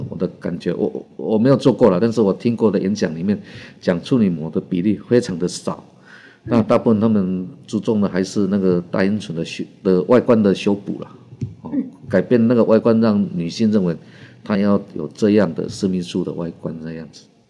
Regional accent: Taiwan; 就是我们台湾人民的购买力哈，在全世界是排名第十名哦

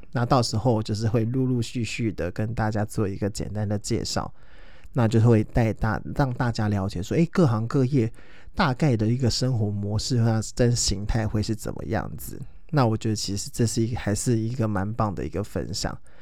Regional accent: Taoyuan, Taiwan; 我是桃园人，然后我住在桃园市

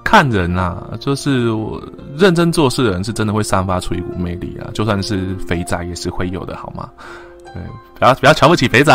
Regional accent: Tainan, Taiwan; 虽然我是台湾人

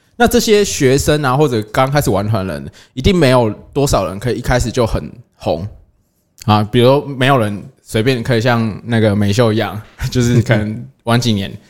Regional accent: Taiwan; 我们台湾还有什么代发？

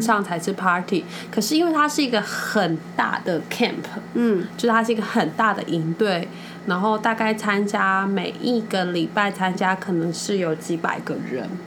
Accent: Taiwan; 我们台湾人在我 在欧洲这个文化里面，我真的好，我们是认真又负责的一个角色

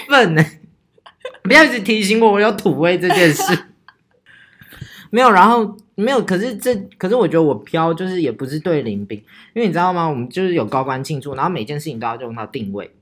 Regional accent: Taichung, Taiwan; 这就是我们北屯人

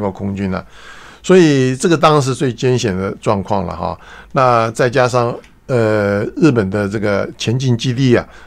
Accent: Huwei, Yunlin County, Taiwan; 我们从小在那生长的关系，我们的邻居都是那个时候的飞行教官

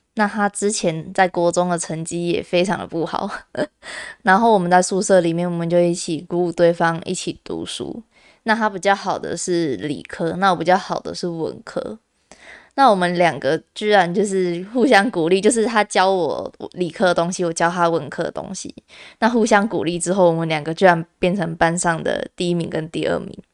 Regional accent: Kaohsiung, Taiwan; also born or lived in Tainan; 我自己是从高雄上去的，因为我是高雄人嘛，那我高中的时候跑到台南就读这样子

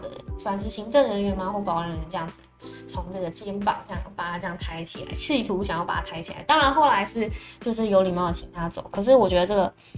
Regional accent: Taiwan; 这是接下来我们台湾人可能必须要去关注的事情

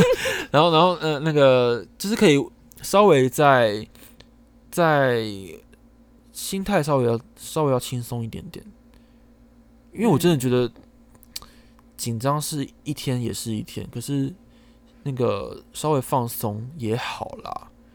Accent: Taichung, Taiwan; 因为我是台中人嘛

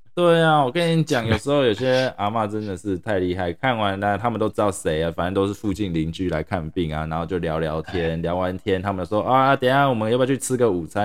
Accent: Taiwan; now in United States; 我从小在台湾长大，我还是比较喜欢台湾这种文化

